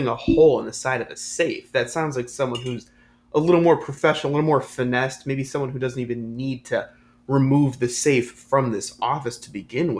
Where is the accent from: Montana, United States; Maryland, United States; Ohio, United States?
Ohio, United States; Columbus; I'm from Ohio, there's like a little creek that's kind of some state land near where... I grew up